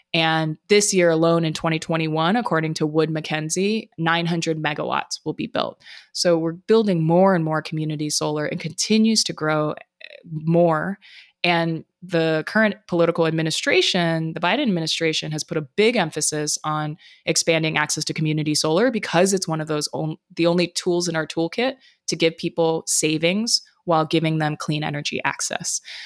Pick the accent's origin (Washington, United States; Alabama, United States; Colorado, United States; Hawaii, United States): Hawaii, United States; Honolulu; moved away; I was born and raised in Honolulu, Hawaii, the most isolated landmass in the world